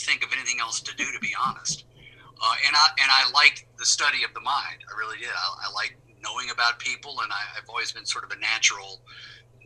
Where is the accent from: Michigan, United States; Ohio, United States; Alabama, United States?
Alabama, United States; Birmingham; moved away as an adult; also born or lived in Jackson, Mississippi / New York / Los Angeles; born and raised in Birmingham